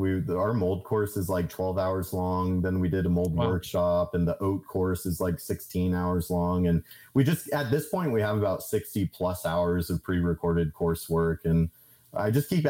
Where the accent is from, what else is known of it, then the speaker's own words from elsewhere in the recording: Kansas, United States; I'm a dude from Kansas that like, I don't have a college degree.